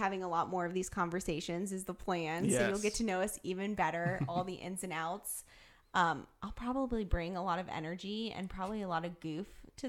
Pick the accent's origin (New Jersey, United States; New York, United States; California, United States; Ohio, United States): Ohio, United States; Columbus; moved away as an adult; now in Northern Kentucky, United States; I'm from Columbus, Ohio, actually, originally. So obviously, first 18 years of my life, grew up